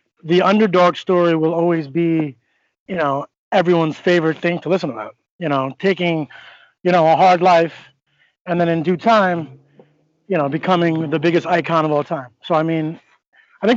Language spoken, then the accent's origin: English; Northport, New York, United States; I come from Northport, New York. I was an athlete my whole life